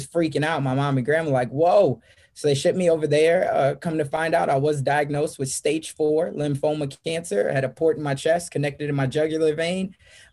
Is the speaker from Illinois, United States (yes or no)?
yes; Chicago, Illinois, United States; moved away as an adult; now in Omaha, United States; I'm originally from Chicago, South Side. I'm an inner city kid, raised by a single mom